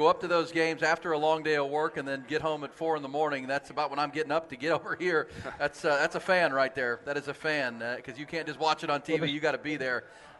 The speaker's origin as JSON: {"language": "English", "town": "Houston", "region": "Texas", "country": "United States", "tie": "born or raised there", "said": "I grew up in Houston but lived in the suburbs and spent some time down inside the loop."}